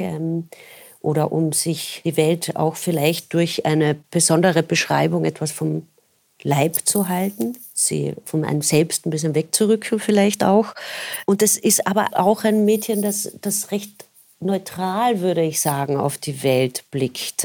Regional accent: Carinthia, Austria; wo ich aufgewachsen bin, meine Eltern haben immer gearbeitet

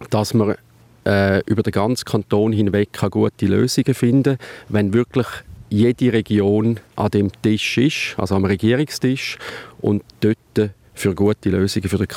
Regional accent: Mexico; Als Mexikaner, wir sind mit einer Gruppe am schmutzigen Tonstil unterwegs und wir haben alle ein neues Motto.

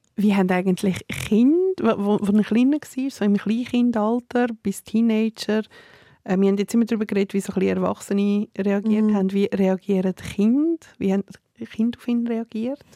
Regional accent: Serbia; ich bin Serbin

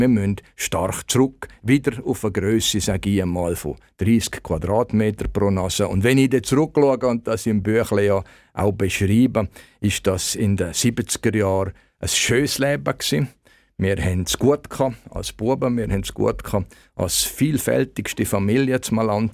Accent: Malans, Graubünden, Switzerland; ich noch aufgewachsen bin in Malanz

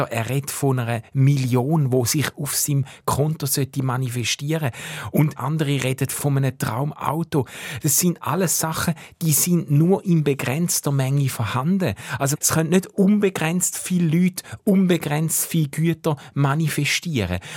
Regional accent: Switzerland; all die Privilegien, die ich habe, all die Möglichkeiten, wo mir als Schweizer geben werden

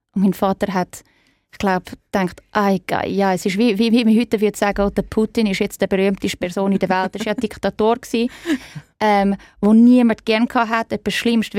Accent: Zurich, Switzerland; moved away as an adult; also born or lived in Florence / New York; now in London, United Kingdom; Ich bin in Zürich aufgewachsen

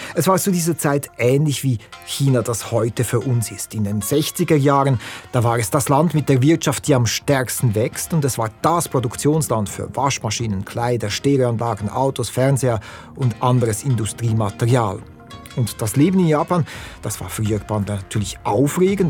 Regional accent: Lucerne, Switzerland; ich bin Luzerner

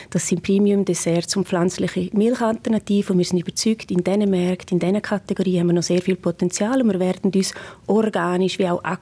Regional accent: Graubünden, Switzerland; Und ich als Bündnerin freue mich auch mit einem Engadiner Bergkäse, Supergold.

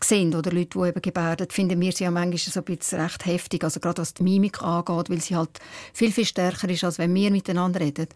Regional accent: Switzerland; bei uns in der Schweiz

